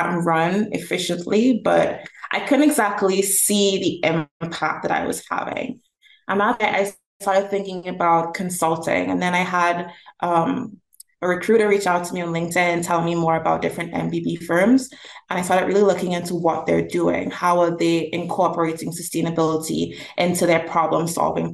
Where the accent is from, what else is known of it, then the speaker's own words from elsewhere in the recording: Trinidad & Tobago; now in Toronto, Canada; I'm originally from Trinidad and Tobago, which is in the Caribbean.